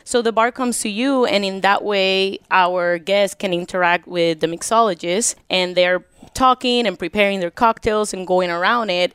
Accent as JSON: {"language": "English", "country": "Puerto Rico", "tie": "born or raised there", "moved": "yes", "lives_now": "United States", "said": "Puerto Rico, born and raised Puerto Rico"}